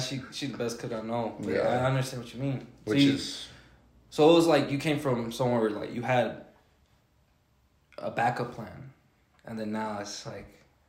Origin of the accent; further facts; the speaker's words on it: the South, United States; now in Denver, United States; I'm from the South, so it's a whole different atmosphere.